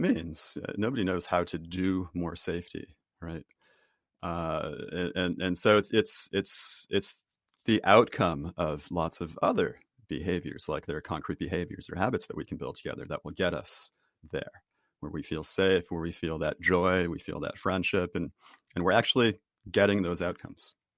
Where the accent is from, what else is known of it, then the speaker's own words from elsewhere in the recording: Boston, Massachusetts, United States; I'm from Boston